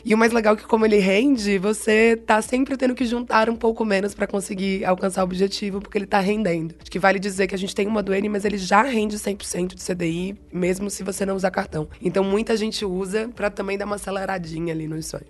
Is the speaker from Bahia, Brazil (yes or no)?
yes; Bahia, Brazil; accent: Bahian; moved away; Se o meu sotaque não entregou ainda, eu sou baiana, na verdade, então eu sou formada em comunicação pela Universidade Federal da Bahia